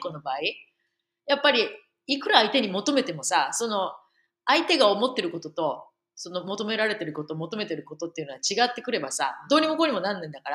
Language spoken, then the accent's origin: Japanese; Japan; born or raised there; moved away